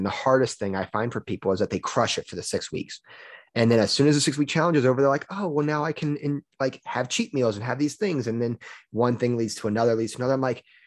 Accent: Louisiana, United States; moved away as an adult; I'm from Louisiana, and I just recently moved up here

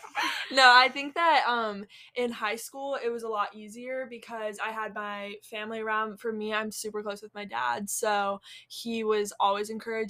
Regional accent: Cary, North Carolina, United States; now in Charlotte, United States; I'm from Cary, North Carolina, and I'm a freshman, and I'm majoring in nursing, pre-nursing.

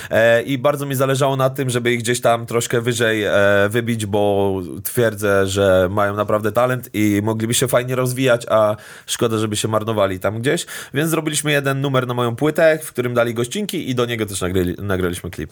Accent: Stargard, West Pomeranian Voivodeship, Poland; moved away as an adult; now in Warsaw, Poland; do Stargardu, do mojej rodzinnej miejscowości

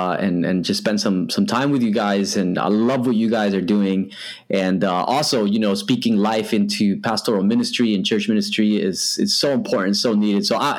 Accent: New Jersey, United States; moved away as an adult; also born or lived in Western Australia; now in Australia; I'm not originally from here, as you can tell by my accent. I'm a Jersey boy through and through. But yeah, my wife is from here, so that's why I'm here, man.

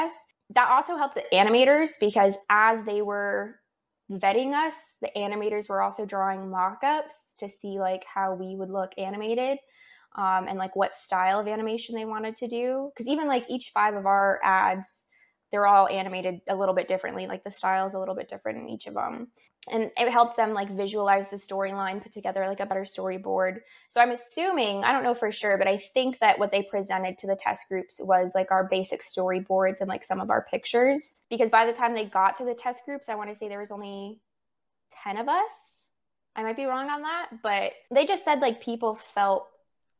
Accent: California, United States; moved away; I'm from California

